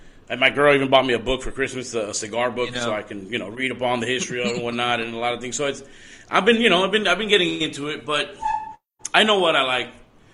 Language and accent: English; Miami, Florida, United States; born and raised Miami, Florida